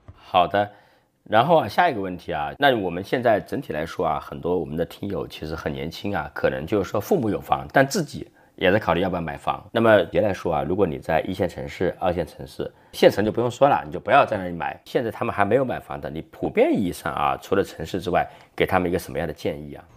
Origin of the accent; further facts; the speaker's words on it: Jinhua, Zhejiang, China; 我老家浙江金华